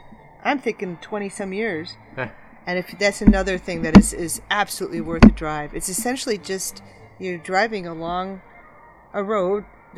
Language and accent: English; Chicago, Illinois, United States; moved away as an adult; now in Santa Barbara, United States; David and I, we live in Santa Barbara, but I grew up in the Chicago area on the south side. And it's like that whole, I moved away when I was 24